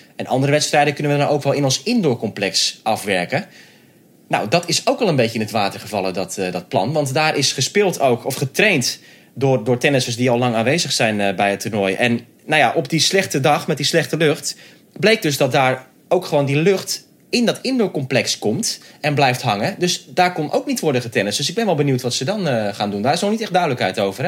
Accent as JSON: {"language": "Dutch", "country": "Netherlands", "said": "voor ons als Nederlanders"}